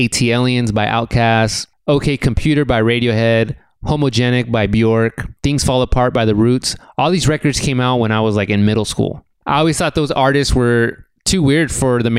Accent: Rialto, California, United States; I grew up in Rialto, California, which is in the Inland Empire, a suburban community about 60 miles east of Los Angeles

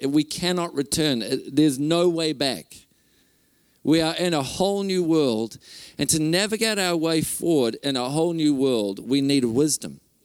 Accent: Whangarei, Northland, New Zealand; I'm from Whangarei. Uh, my wife Renee and I are from Whangarei

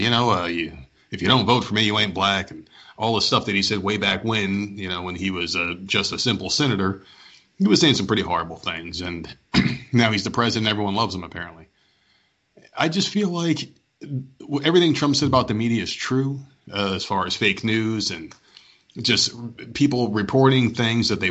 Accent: New Jersey, United States; now in Myrtle Beach, United States; I'm born and raised in New Jersey, came down here, and now I live in Myrtle Beach, South Carolina

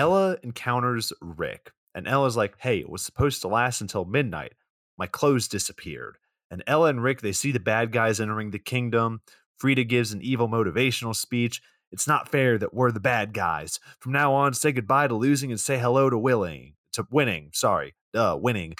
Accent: Atlanta, Georgia, United States; I'm from Atlanta

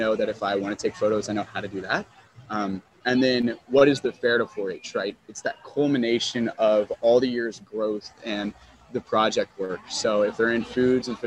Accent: Topeka, Kansas, United States; now in Johnson County, United States; I am from Topeka, so I was part of Shawnee County 4-H.

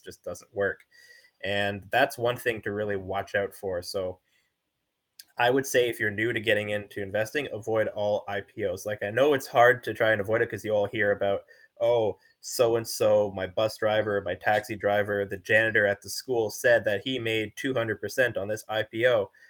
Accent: Canada; I'm a Canadian

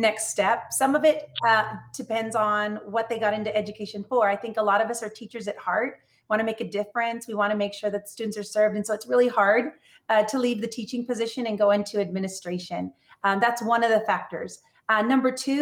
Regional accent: California, United States; my home state here of California

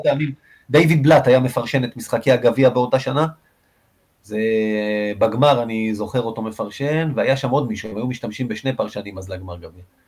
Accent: Rishon LeZion, Central District, Israel; בתור ילד רשל"צי

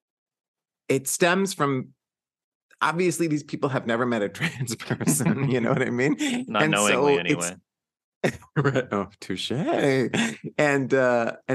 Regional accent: Texas, United States; moved away; Where am I from? I'm from Texas.

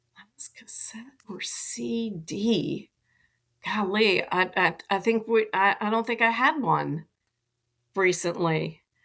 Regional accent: Atlanta, Georgia, United States; I grew up in Atlanta

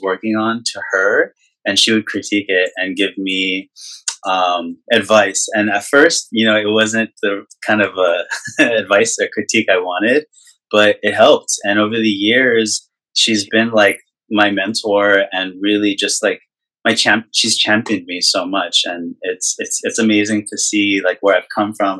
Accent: Albuquerque, New Mexico, United States; moved away as an adult; now in Los Angeles, United States; I'm originally from New Mexico, Albuquerque, New Mexico.

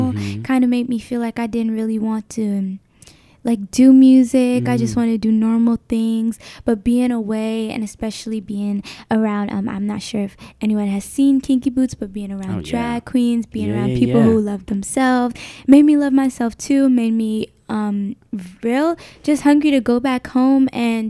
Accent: Newark, New Jersey, United States; I'm 18 years old and I'm from Newark, New Jersey.

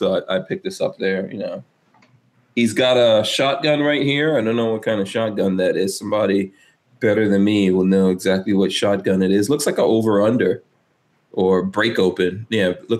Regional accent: New York, United States; Growing up in New York

